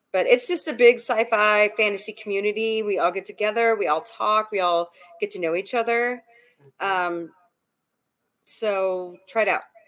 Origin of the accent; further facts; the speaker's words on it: United States; I'm an American